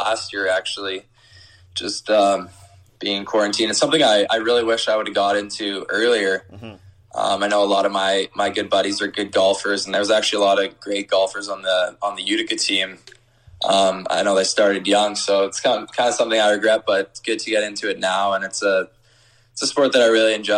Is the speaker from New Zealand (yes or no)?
no; Canada; being a Canadian, I'm super excited to be staying in Canada